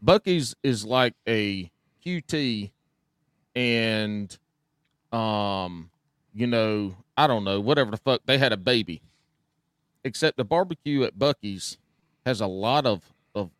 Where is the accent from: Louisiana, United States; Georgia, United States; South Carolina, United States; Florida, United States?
South Carolina, United States; I'm from South Carolina